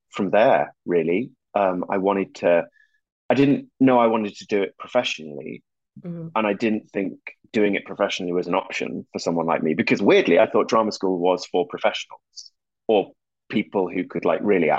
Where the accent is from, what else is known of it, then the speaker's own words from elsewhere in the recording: Whitby, Yorkshire and the Humber, United Kingdom; moved away as an adult; I'm from a town, a little fishing town on the northeast coast of England called Whitby